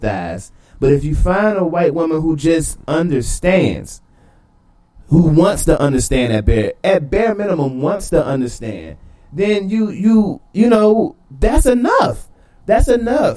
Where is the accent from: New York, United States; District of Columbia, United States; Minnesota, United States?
District of Columbia, United States; Washington; I grew up in the 80s in Washington, D.C.